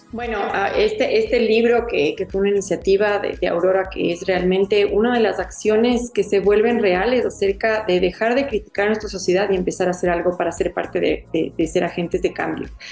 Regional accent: Ecuador; como ecuatorianos

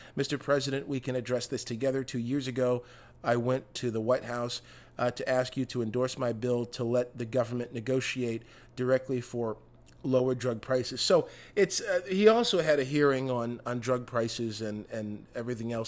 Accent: Michigan, United States; my home state of Michigan.

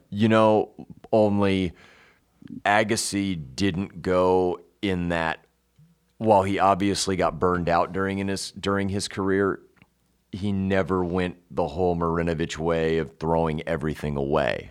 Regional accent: Denver, Colorado, United States; one of my friends I grew up with in Denver

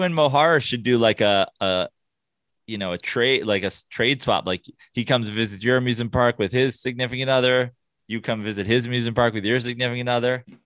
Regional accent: New York, United States; now in Los Angeles, United States; as a New Yorker turned L

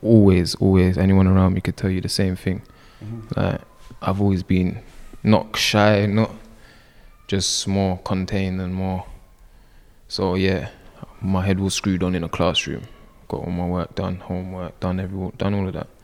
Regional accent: London, United Kingdom; this is where I was raised.

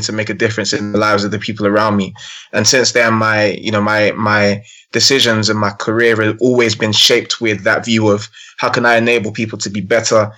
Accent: London, United Kingdom; I grew up born and raised in London, born in Hackney, grew up in North London for the majority of my teens, still live in North London now.

